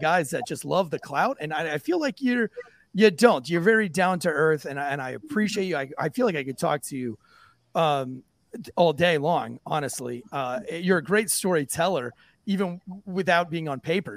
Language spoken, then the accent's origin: English; St. Augustine, Florida, United States; now in North Carolina, United States; I've been born and raised in the South. I, am from St. Augustine, Florida, originally